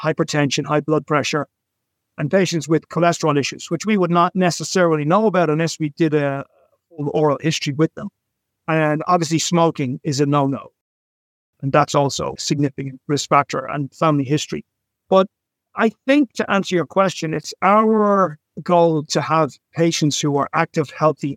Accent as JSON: {"language": "English", "town": "Dublin", "region": "Leinster", "country": "Ireland", "tie": "born or raised there", "moved": "yes", "lives_now": "New York City, United States", "said": "I was born in Dublin and I've lived in cities my whole life"}